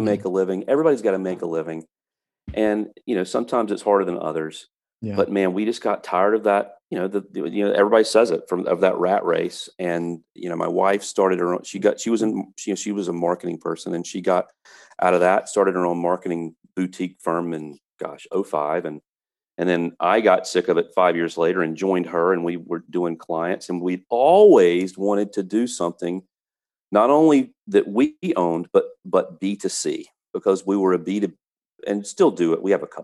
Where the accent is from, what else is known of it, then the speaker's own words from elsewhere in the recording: North Carolina, United States; now in Florida, United States; I'm from North Carolina and I love North Carolina, but I don't have to live there